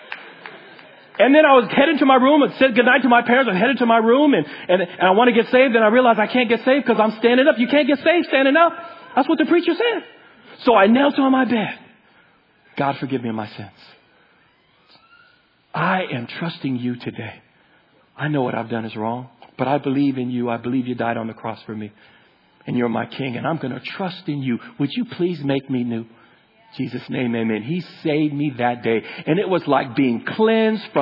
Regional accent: Sunnyvale, California, United States; I grew up in Sunnyvale

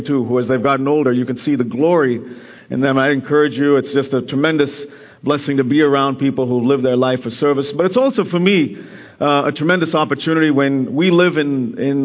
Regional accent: India; moved away; I have just got back from spending 2 weeks in my home country, India

